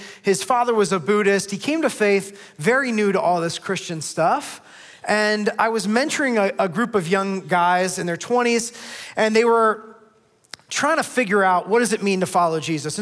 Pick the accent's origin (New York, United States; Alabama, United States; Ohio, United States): Ohio, United States; Northeast; now in Columbus, United States; I grew up in Northeast Ohio